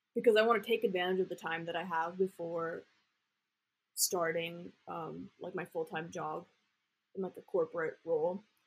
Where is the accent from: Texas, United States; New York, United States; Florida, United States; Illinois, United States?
Texas, United States; Austin; I grew up in Austin, so I used to go downtown and like do improv in middle school